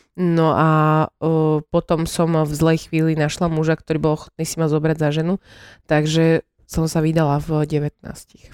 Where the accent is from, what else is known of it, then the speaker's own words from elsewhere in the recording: Teplička nad Váhom, Žilina Region, Slovakia; also born or lived in Kysuce; Ja som sa narodila v malej dedinke pri Žiline, v Tepličke nad Váhom, ku ktorej mám veľmi dobrý vzťah. Žila som na dedine